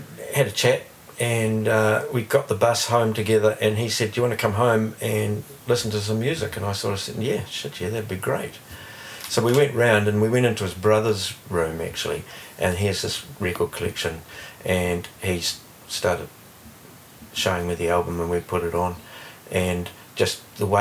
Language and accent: English; Hawke's Bay, New Zealand; also born or lived in Canterbury, New Zealand; now in Wellington, New Zealand; I was born in Canterbury. Yeah. But yeah, I shifted to Hawke's Bay when I was 8